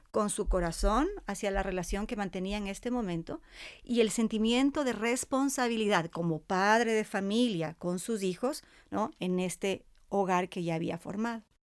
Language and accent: Spanish; Cuenca, Azuay, Ecuador; Yo también soy cuencana